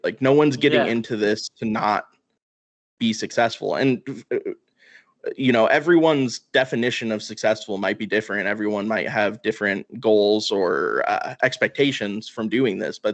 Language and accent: English; Missoula, Montana, United States; I'm from Missoula, Montana. Our minor league baseball team is the Missoula Paddleheads